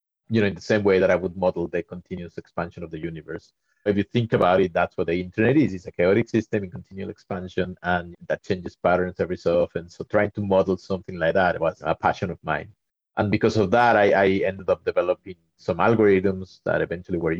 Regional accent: Mexico; moved away; I'm originally from Mexico

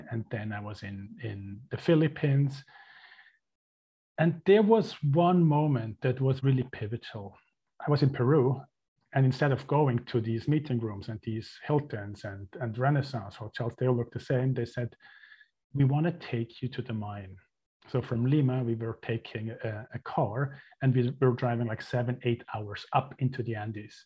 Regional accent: Switzerland; moved away as an adult; also born or lived in Mexico; I was born and raised in Switzerland into a very traditional Catholic family

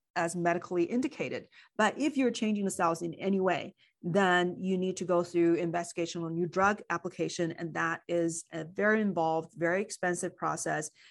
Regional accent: China; moved away; I grew up in China

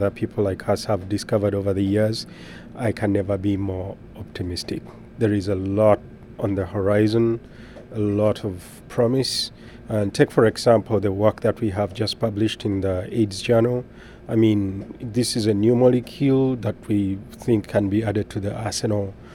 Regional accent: Uganda; moved away; I am originally from Uganda in East of Africa and Sub-Saharan Africa

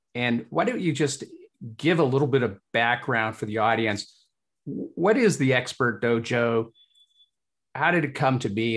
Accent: Hull, Yorkshire and the Humber, United Kingdom; moved away; it reminds me of my home country as well. I was born in Hull, uh, England, Yorkshire.

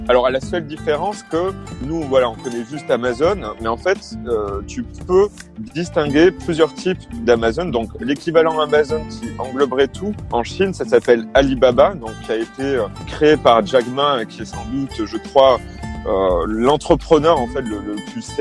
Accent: France; je parle du contexte français hein, parce que je suis français

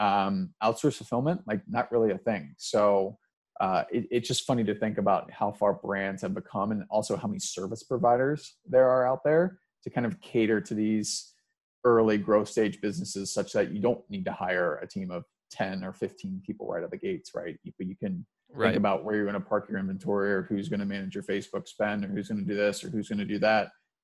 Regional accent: Midwest, United States; I kind of just got sick of New York, and you know, I'm a Midwesterner at heart. So I was not necessarily cut out for New York

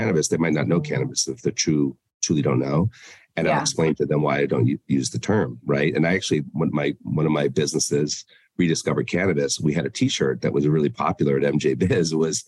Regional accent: Denver, Colorado, United States; I mean, listen, growing up in Denver in that world, your fire inspector could be the villain or greatest person ever.

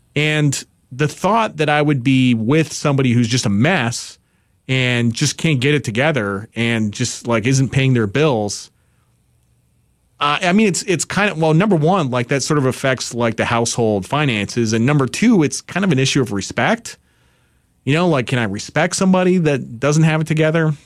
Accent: New York, United States; I'm from New York

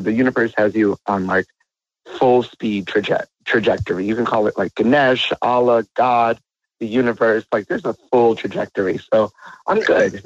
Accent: New York, United States; moved away; I'm New Yorker myself, so like I still have family over there

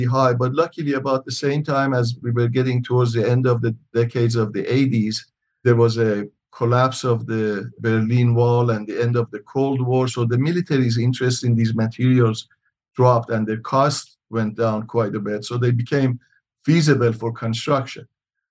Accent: Iran; moved away as an adult; also born or lived in Michigan, United States; now in Tucson, United States; I'm originally from Iran. I came to U.S. after high school back in 1972

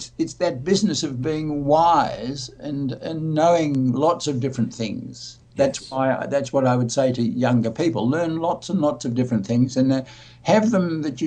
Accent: Australia; I'm Australian

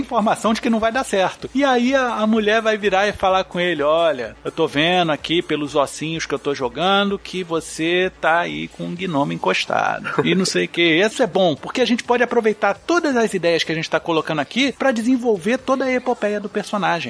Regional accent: Brazil; eu falo como brasileiro

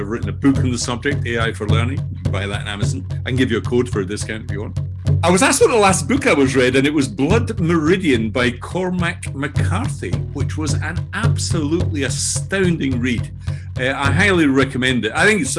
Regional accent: Scotland, United Kingdom; accent: Scottish; now in Brighton, United Kingdom; although I'm speaking today from Brighton in the south coast of England, you can probably tell already that I have a Scottish accent, which is where I'm from originally.

